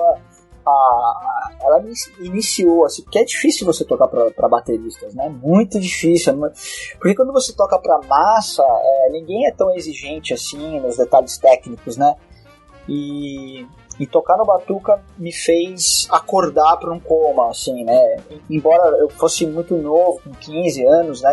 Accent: Brazil; eu sou brasileiro

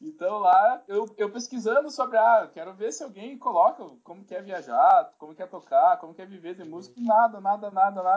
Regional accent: South Region, Brazil; accent: southern (sotaque do sul), caipira; Sou muito caipira. Desculpa aí quem tá ouvindo esse sotaque aqui do sul

